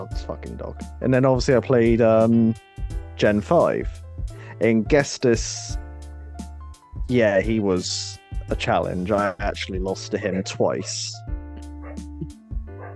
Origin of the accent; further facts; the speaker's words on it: United Kingdom; we're British